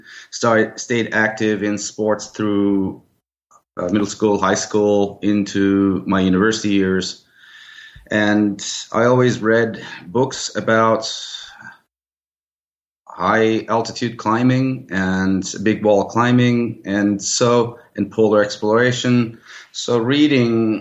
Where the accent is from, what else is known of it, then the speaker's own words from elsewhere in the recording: Turkey; moved away as an adult; also born or lived in Cyprus; now in Seattle, United States; I was born in Cyprus. I grew up in Turkey. Then I came to the United States in 1986 for graduate studies and ended up staying.